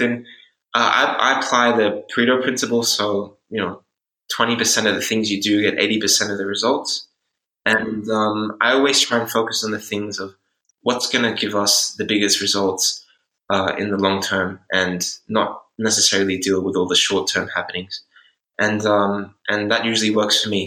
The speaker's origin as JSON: {"language": "English", "country": "Australia", "also_born_or_lived": "Switzerland / Hungary / Netherlands", "moved": "as an adult", "said": "I'm originally from Australia, uh, but I've lived in all over Europe now"}